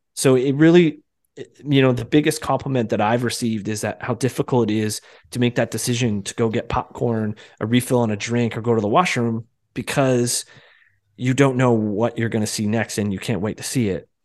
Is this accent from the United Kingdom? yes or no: no; Canada; also born or lived in Toronto; up here in Canada